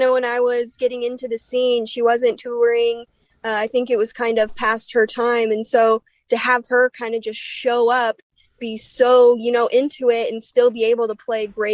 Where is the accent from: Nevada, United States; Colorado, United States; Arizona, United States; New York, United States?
Colorado, United States; Littleton; moved away; also born or lived in Kona, Hawaii; my hometown of Littleton, Colorado.